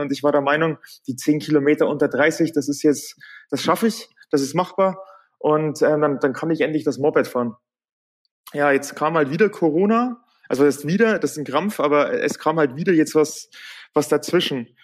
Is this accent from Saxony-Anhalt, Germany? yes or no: no; Bavaria, Germany; bei uns in Bayern heute ein Feiertag ist